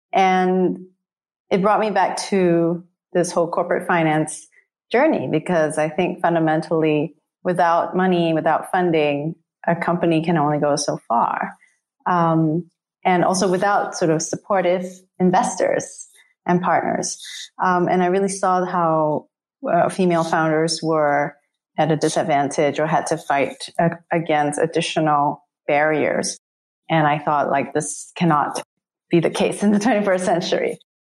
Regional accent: Singapore; I grew up in Singapore

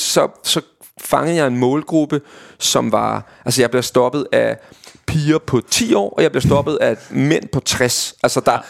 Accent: Vestegnen, Capital Region of Denmark, Denmark; jeg var fra Vestegnen, og derfor min slang kommer ind i spil

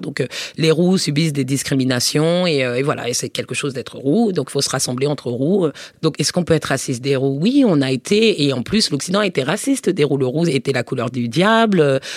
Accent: Paris suburbs, Île-de-France, France; also born or lived in United States; je suis née à Paris et que j'ai grandi en, banlieue parisienne.

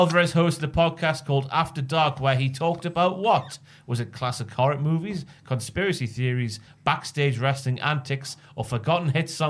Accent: Morpeth, North East England, United Kingdom; my hometown of Morpeth.

